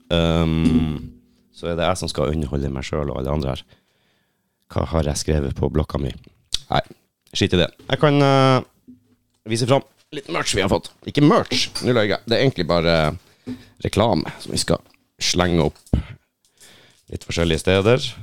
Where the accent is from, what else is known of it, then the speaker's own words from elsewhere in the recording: Finnmark, Norway; Jo, jeg kan relatere, jeg er fra Finnmark.